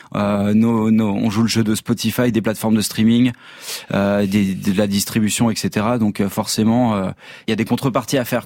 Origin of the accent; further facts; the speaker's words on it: France; comme on est français